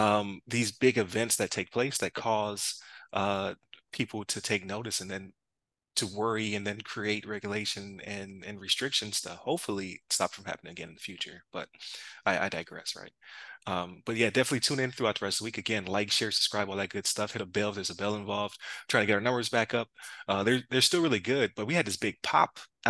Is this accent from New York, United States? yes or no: yes; Buffalo, New York, United States; But as a like you said, from Buffalo, like they say I'm from South Canada, right?